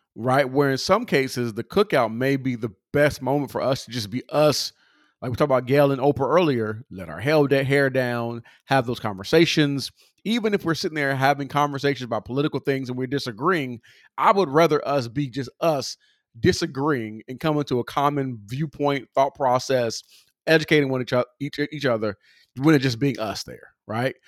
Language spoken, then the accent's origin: English; California, United States; I'm from California